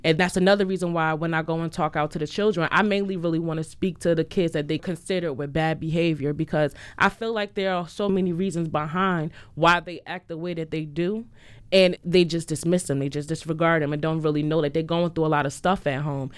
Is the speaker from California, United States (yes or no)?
no; New Jersey, United States; moved away; I'm from Jersey